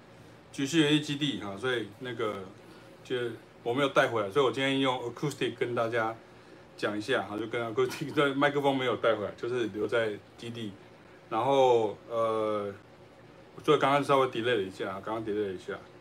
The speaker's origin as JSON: {"language": "Chinese", "country": "Taiwan", "said": "呃，我们台湾话叫做拉迪赛哈"}